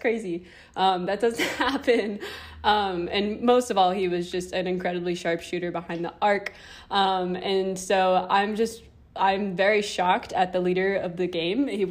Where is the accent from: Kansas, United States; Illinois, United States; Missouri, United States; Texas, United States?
Kansas, United States; I'm from Kansas